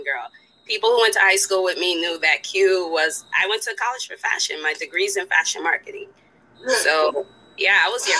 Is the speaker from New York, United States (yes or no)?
yes; Spring Valley, New York, United States; moved away as an adult; also born or lived in West Coast; Rockland County, Spring Valley, New York